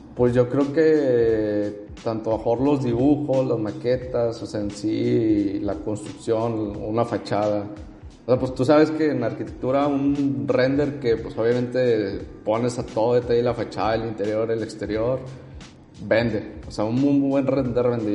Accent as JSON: {"language": "Spanish", "town": "Monterrey", "region": "Nuevo León", "country": "Mexico", "tie": "born or raised there", "said": "nací y vivo aquí en Monterrey"}